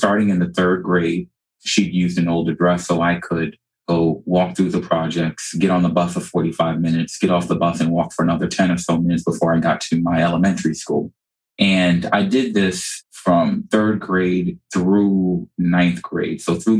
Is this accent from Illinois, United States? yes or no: no; New York City, New York, United States; now in South Florida, United States; I actually grew up in South Jamaica, Queens, New York